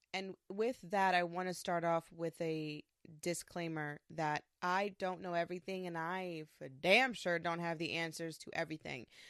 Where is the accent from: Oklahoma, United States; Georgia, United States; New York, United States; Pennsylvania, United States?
New York, United States; I am from New York. I'm a Puerto Rican woman.